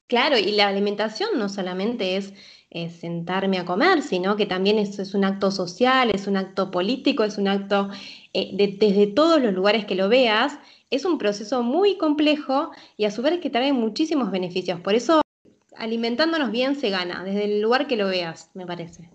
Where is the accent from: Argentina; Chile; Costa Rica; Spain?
Argentina; moved away as an adult; also born or lived in Buenos Aires, Argentina / Mexico; now in Switzerland; en Buenos Aires, Argentina, soy argentina